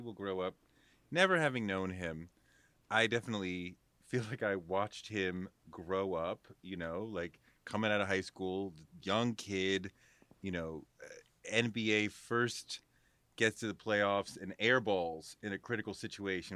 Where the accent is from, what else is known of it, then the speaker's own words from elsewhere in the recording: Boston, Massachusetts, United States; moved away; also born or lived in New York; I grew up in Boston, a Celtics fan